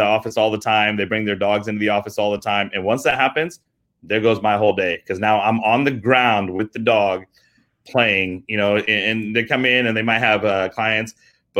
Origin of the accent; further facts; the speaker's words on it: England, United Kingdom; moved away; I'm British, actually. I was born in England. My whole family's out from there